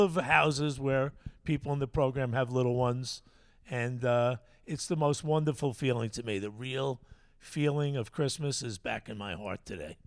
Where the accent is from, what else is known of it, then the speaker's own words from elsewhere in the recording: Bellport, New York, United States; where I grew up in Bellport